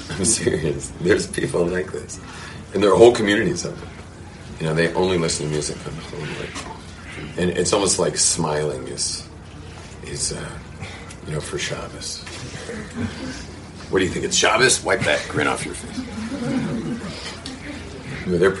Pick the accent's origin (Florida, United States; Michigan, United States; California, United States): California, United States; Los Angeles; the secular neighborhood I grew up in the wealthy West Los Angeles